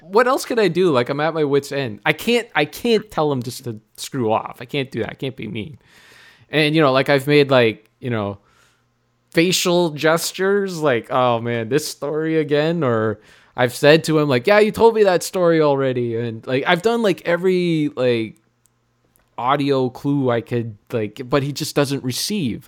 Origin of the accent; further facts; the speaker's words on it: Sudbury, Ontario, Canada; I'm from Sudbury.